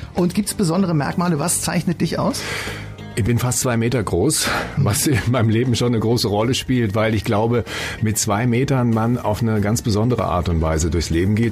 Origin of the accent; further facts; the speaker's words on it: Frankfurt am Main, Hesse, Germany; Ich komme aus Frankfurt Höchst, bin da geboren